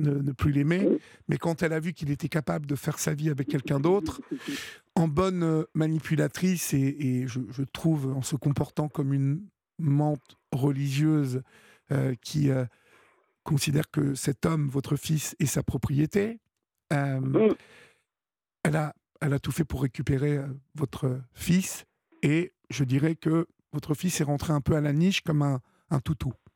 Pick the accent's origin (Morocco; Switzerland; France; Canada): France; Évreux, Normandy; je suis d'Evreux